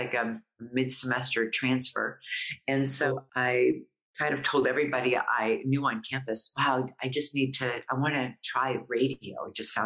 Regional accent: Indiana, United States; moved away as an adult; now in Los Angeles, United States; I grew up in Indiana

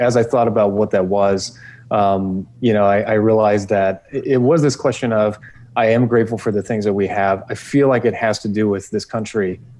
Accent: Los Angeles, California, United States; also born or lived in Europe; I grew up in California. California is my home state.

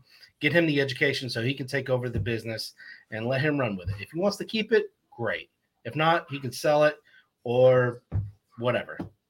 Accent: Tennessee, United States; also born or lived in North Tonawanda, New York; now in Port Orange, Florida, United States; we live in Port Orange, Florida, a little outside of Daytona. I was raised in Tennessee, but born in North Tonawanda. So before my family moved to Tennessee

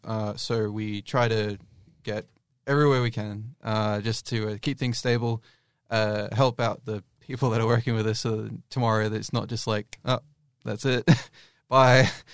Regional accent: Australia; I'm an Australian

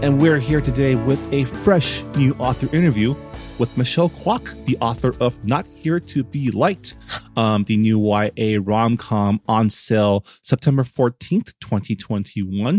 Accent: San Gabriel, California, United States; I grew up in the San Gabriel Valley, in the city of San Gabriel.

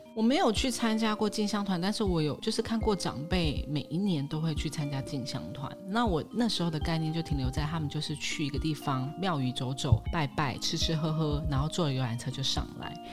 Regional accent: Yunlin County, Taiwan; 我是来自云林的

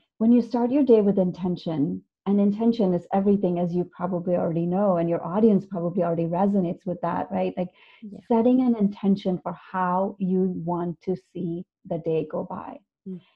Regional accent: India; also born or lived in California; now in Boston, United States; But I grew up in India. I grew up in India, and now I live in the United States.

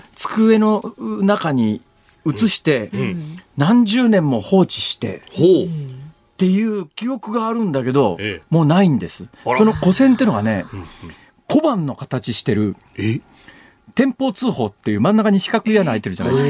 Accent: Saitama, Japan; moved away as an adult; now in Osaka, Japan; 小学校上がる1年前から埼玉県で大学卒業するまでいた

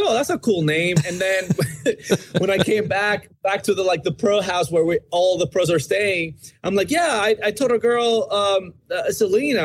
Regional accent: Dominican Republic; moved away as an adult; now in United States; I'm from the Dominican Republic

